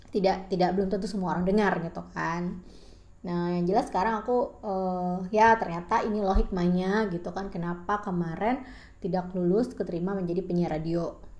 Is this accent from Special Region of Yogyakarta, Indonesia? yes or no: no; Bengkulu, Indonesia; aku tinggal di Bengkulu lahir dan besar di Bengkulu kuliah di Bengkulu dan bekerja di Bengkulu, menikah dan berpisah pun di Bengkulu.